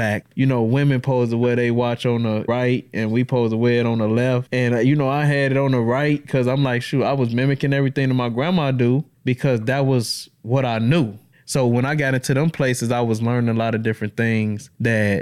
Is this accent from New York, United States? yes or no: no; Chicago, Illinois, United States; now in Madison, United States; I was born and raised in Chicago. I was blessed to be with a family that brought me down here to Madison, Wisconsin